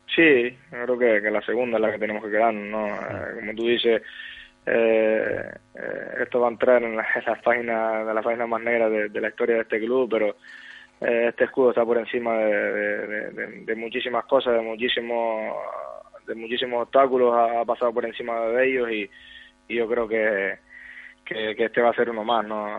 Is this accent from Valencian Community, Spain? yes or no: no; Gran Canaria, Canary Islands, Spain; este es el equipo de, mi vida, de mi tierra